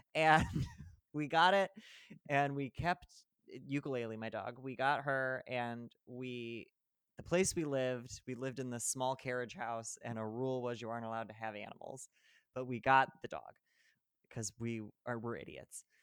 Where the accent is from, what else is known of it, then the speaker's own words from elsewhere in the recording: central Illinois, United States; moved away as an adult; also born or lived in New York / Los Angeles / New Jersey; now in Chicago, United States; I drove from New Jersey to my hometown in central Illinois